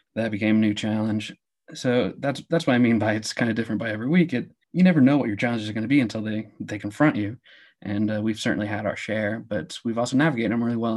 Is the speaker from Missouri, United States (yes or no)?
yes; Kansas City, Missouri, United States; I grew up in the Kansas City area